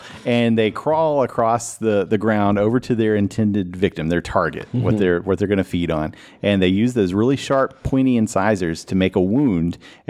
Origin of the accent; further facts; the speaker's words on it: Kentucky, United States; I'm from Eastern Kentucky, so